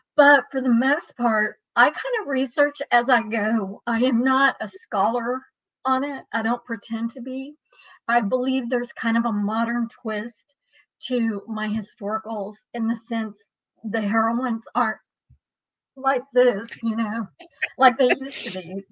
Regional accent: Dallas, Texas, United States; also born or lived in Marble Falls, Texas; I grew up in Dallas

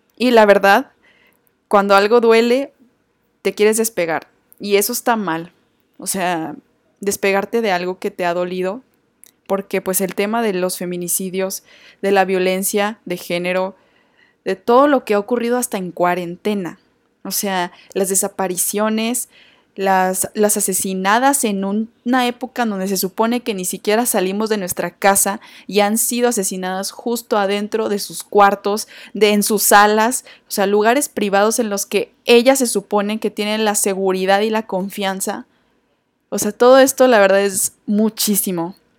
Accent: Torreón, Coahuila, Mexico; mi ciudad natal Torreón

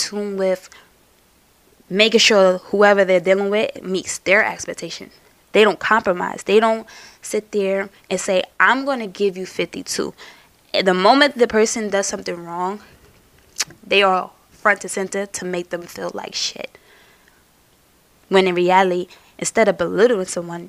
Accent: New York City, New York, United States; I'm from Brooklyn

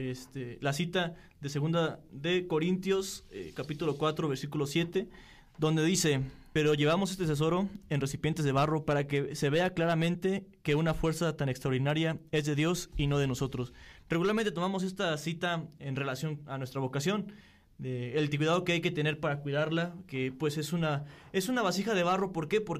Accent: Corregidora, Querétaro, Mexico; Eh, tengo 26 años, soy originario de la parroquia del pueblito Corregidora, San Francisco Galileo

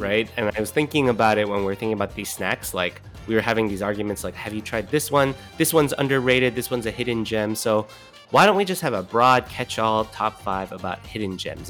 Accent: California, United States; moved away; also born or lived in East Coast; I grew up in California

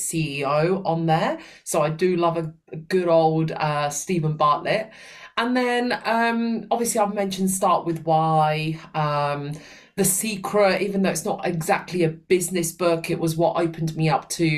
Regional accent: Sicily, Italy; now in United Kingdom; my hometown, Sicily.

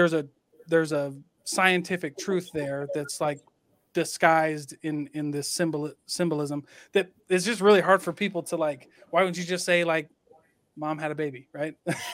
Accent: Midwest, United States; Like I remember growing up in the Midwest and getting, I mean, I was a troublemaker. I mean, but we were in a small town.

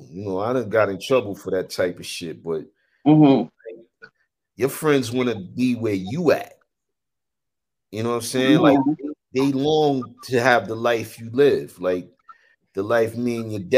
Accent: New York City, New York, United States; I'm from New York or, you know, growing up in the city

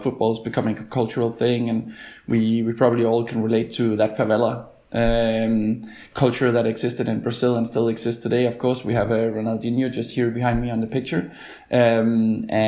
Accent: Denmark; I'm from Denmark

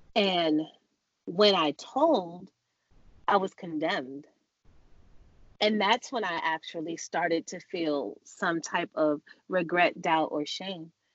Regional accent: New York City, New York, United States; now in Los Angeles, United States; on this New York soil in Jamaica, Queens, where we grew up

